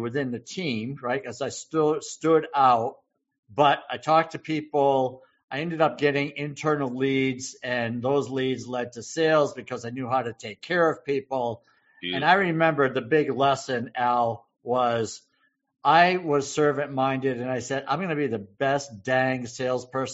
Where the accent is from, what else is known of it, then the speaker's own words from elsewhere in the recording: Massachusetts, United States; small town Massachusetts guy